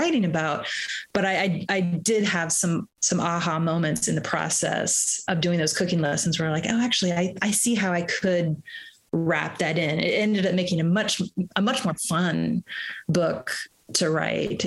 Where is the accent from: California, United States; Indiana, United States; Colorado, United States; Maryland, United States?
Indiana, United States; Bloomington; moved away; also born or lived in Boston / United Kingdom; I grew up in Bloomington, Indiana, which still has, and just an amazingly vibrant music scene.